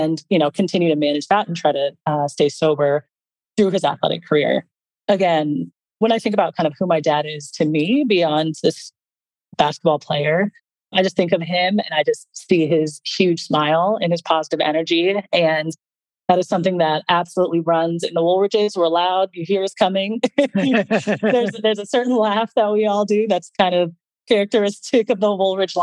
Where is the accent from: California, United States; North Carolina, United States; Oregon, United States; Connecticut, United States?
California, United States; Los Angeles; also born or lived in Italy / San Francisco; I was born and raised in Los Angeles